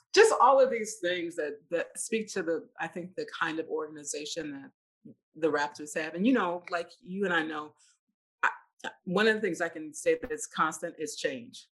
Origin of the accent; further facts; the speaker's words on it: Mississippi, United States; moved away; I'm I'm a Southerner originally. I'm from Mississippi